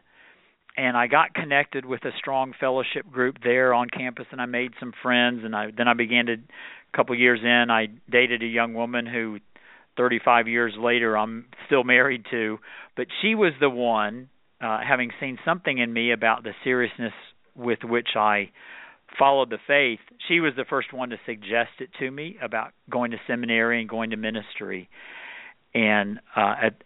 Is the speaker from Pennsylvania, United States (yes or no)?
no; Dallas, Texas, United States; now in Charlotte, United States; I grew up in Dallas, Texas, and our family did not go to church when I was young